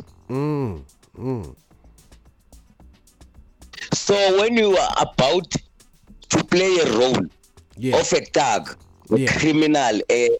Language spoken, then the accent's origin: English; Gauteng, South Africa; growing up in South Africa